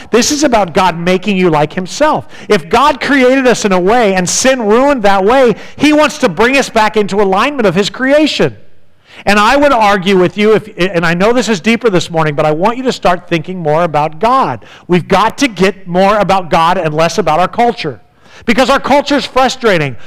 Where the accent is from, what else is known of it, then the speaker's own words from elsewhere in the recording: San Diego, California, United States; When I was growing up in San Diego